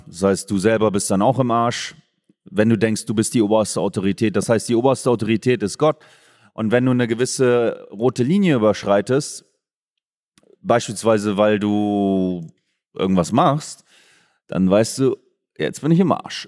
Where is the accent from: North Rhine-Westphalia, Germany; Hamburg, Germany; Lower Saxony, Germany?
Lower Saxony, Germany; Oldenburg; now in Bavaria, Germany; weil ich gebürtiger Oldenburger bin